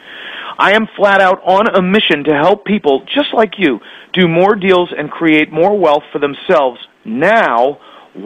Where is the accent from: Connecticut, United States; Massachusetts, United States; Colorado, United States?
Connecticut, United States; moved away as an adult; also born or lived in Florida; I grew up in Connecticut, got married, and moved to Florida in 1993